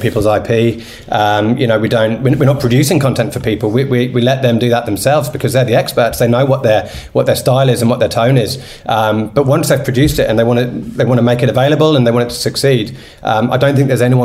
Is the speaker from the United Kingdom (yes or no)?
yes; United Kingdom; now in Australia; I'm British